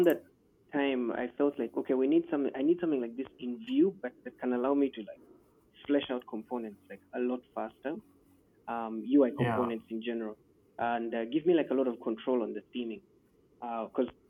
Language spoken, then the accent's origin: English; Nigeria; I'm from Nigeria